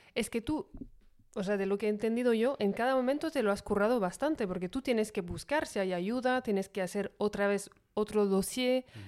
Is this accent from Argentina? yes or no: no; France; siendo francesa